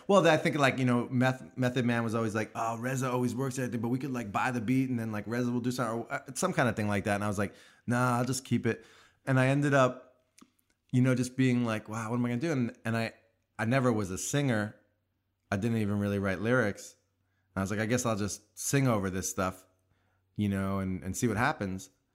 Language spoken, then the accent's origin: English; Long Island, New York, United States; I grew up in New York, in Long Island